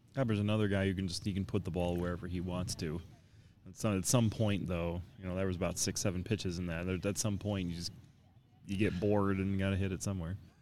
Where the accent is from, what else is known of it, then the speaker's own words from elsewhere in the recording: Canton, Michigan, United States; my hometown, uh, from Canton, Michigan here